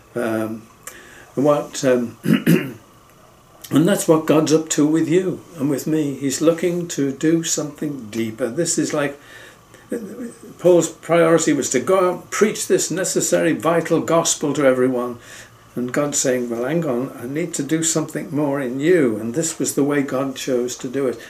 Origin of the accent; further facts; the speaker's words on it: England, United Kingdom; I'm from England